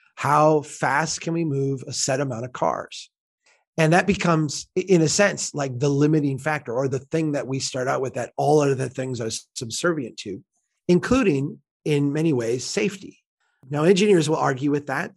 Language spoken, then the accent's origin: English; Minnesota, United States; as a Minnesotan